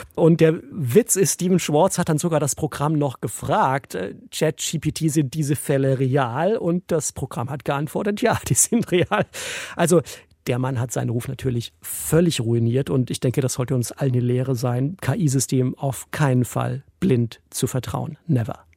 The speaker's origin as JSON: {"language": "German", "town": "Esslingen am Neckar", "region": "Baden-Württemberg", "country": "Germany", "tie": "born or raised there", "also_born_or_lived": "Stuttgart / Freiburg / Brighton", "said": "ich bin in Essling geboren, bei Stuttgart"}